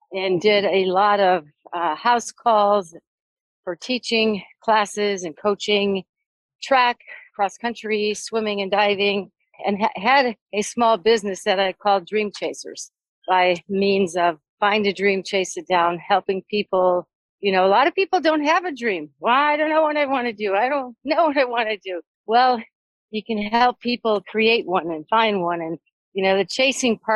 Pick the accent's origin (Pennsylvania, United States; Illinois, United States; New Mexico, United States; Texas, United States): Illinois, United States; Deerfield; also born or lived in New Jersey; now in Jackson, United States; I grew up in a suburb of Chicago, Deerfield, Illinois